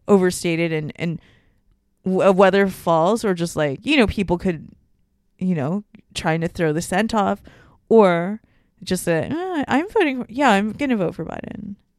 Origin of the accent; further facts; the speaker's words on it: Hong Kong; moved away; also born or lived in Singapore; I spent my time growing up in Hong Kong, like, half my life